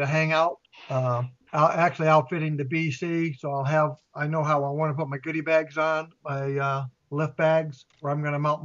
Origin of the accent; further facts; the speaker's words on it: United States; I am from Carolina